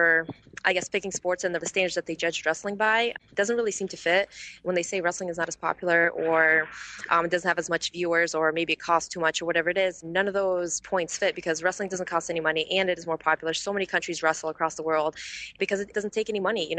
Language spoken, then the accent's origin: English; Novokuznetsk, Kemerovo Oblast, Russia; now in United States; I am from Novokuznetsk